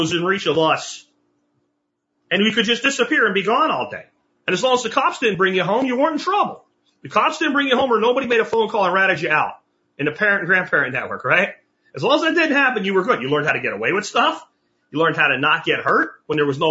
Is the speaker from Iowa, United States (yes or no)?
no; rural Pennsylvania, United States; I was in rural PA